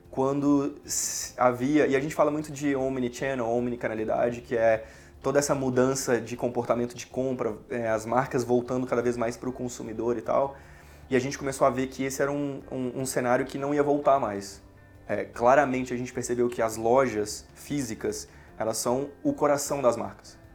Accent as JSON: {"language": "Portuguese", "town": "Diamantina", "region": "Minas Gerais", "country": "Brazil", "tie": "born or raised there", "moved": "as an adult", "said": "É, bom, eu sou de Diamantina, né, nascido e criado. É, até os meus 18 anos eu estava lá e eu queria fazer alguma coisa diferente."}